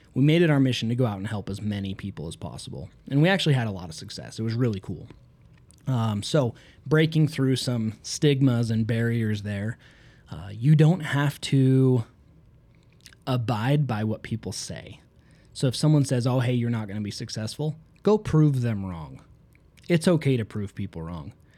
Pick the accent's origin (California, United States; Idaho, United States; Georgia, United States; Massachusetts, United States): Idaho, United States; Southeast; I'm from Southeast Idaho, where I grew up in a city of 3,000 people.